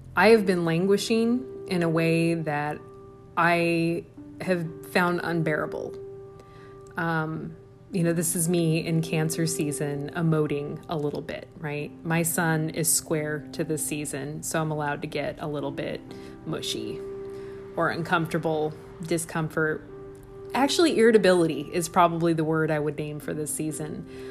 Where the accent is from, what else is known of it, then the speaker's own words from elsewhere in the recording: Midwest, United States; accent: Midwestern; My Midwestern accent